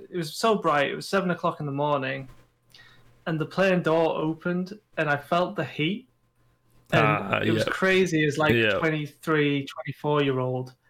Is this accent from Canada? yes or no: no; United Kingdom; we're British